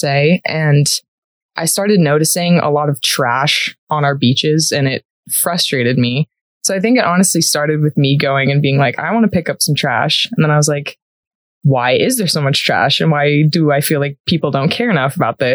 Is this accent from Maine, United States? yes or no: no; San Diego, California, United States; moved away as an adult; now in Colorado, United States; I am from San Diego, California